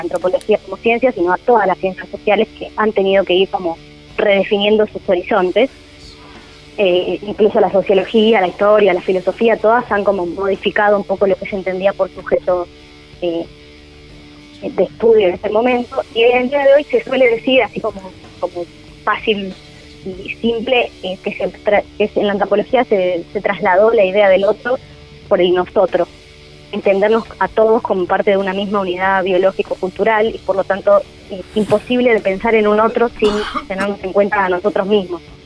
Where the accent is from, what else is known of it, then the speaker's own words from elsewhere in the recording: Argentina; nosotros como argentinos